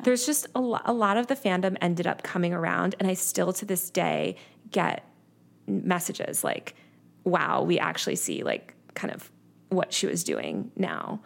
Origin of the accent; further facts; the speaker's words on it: New York City, New York, United States; I'm from New York City originally